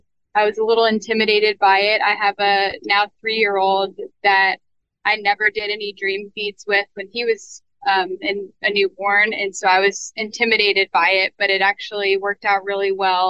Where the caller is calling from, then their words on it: New Orleans, Louisiana, United States; I am in New Orleans, Louisiana.